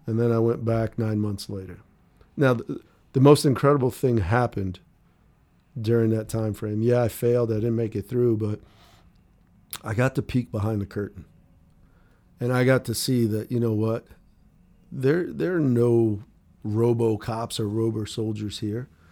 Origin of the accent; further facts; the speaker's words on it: Wheaton, Maryland, United States; moved away; also born or lived in Denver, Colorado / Rockville, Maryland / Salt Lake City, Utah; lived right outside of, uh, kinda like the Washington, D C area, the suburbs, it was called, uh, Wheaton, Maryland, or Rockville, Maryland